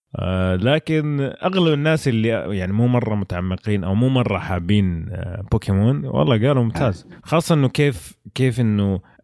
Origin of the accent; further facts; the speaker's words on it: Saudi Arabia; عندنا في السعوديه